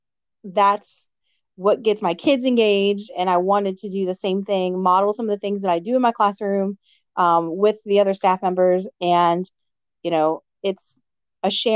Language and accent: English; Amelia County, Virginia, United States; I'm from Amelia County, okay. One stoplight, but, you know, great community.